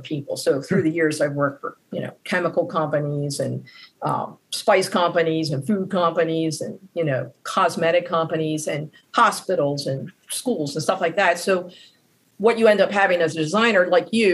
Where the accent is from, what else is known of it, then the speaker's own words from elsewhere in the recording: Baltimore, Maryland, United States; I was born in Baltimore, I live in Baltimore, and I will probably pass in Baltimore.